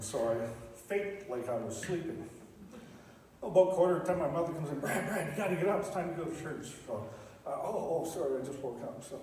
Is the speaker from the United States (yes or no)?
no; Stratford, Ontario, Canada; I grew up in Stratford, Ontario